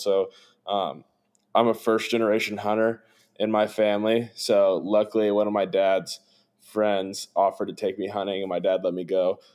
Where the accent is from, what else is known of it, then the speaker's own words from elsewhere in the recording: Evansville, Indiana, United States; I grew up in Evansville, Indiana